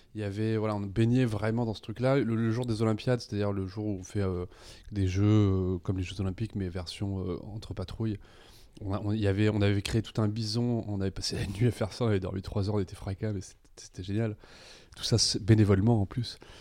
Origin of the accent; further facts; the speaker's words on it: Nîmes, Occitania, France; je suis né à Nîmes